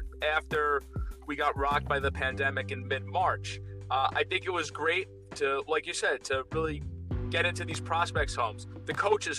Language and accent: English; New York, United States; I'm an Italian from New York